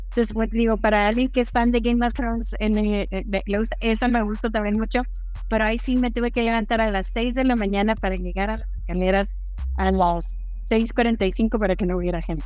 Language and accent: Spanish; Ciudad Juárez, Chihuahua, Mexico; moved away as an adult; now in Mexico City, Mexico; Soy de Ciudad Juárez, Chihuahua, pero vivo en la Ciudad de México ya desde hace muchos años. Este, me vine a estudiar la carrera y ya me quedé acá.